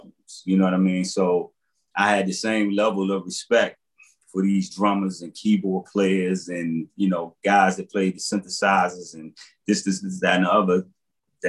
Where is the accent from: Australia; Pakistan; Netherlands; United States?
United States; Washington, District of Columbia; I grew up in Southeast and Potomac Gardens